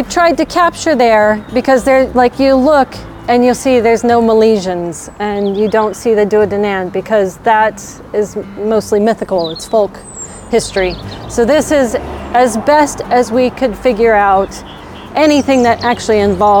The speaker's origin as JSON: {"language": "English", "region": "Colorado", "country": "United States", "tie": "born or raised there", "moved": "as an adult", "lives_now": "West Clare, Ireland", "said": "I'm born and raised in America, originally Colorado, and I came to Ireland 14 years ago and set up life with my husband out in West Clare, and I've been here ever since"}